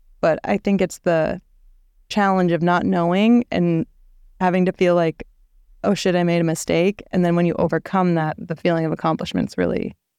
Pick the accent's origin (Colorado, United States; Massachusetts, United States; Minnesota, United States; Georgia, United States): Minnesota, United States; moved away as an adult; also born or lived in San Diego, California; now in Los Angeles, United States; I was very sheltered from Minnesota life